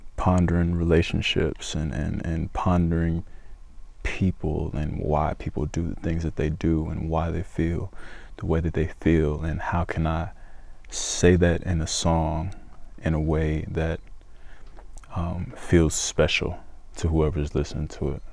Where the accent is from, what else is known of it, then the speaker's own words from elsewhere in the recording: Stockbridge, Georgia, United States; also born or lived in Decatur, Georgia; I was born in Decatur, uh, but when I was a kid, I moved to Stockbridge and I went to school out there and made my friends out there. So it's it's home. It's my hometown.